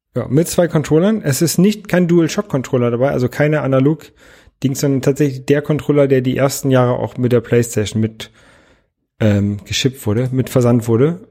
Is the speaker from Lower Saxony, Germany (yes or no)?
yes; Lower Saxony, Germany; Ich bin in Niedersachsen zur Schule gegangen.